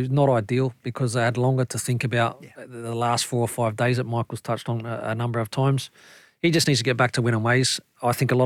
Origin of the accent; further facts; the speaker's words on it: Australia; now in Scotland, United Kingdom; I come from Australia